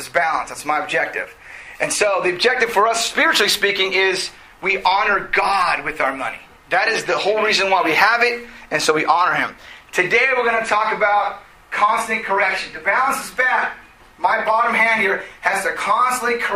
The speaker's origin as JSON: {"language": "English", "country": "United States", "tie": "born or raised there", "said": "we grew up in America"}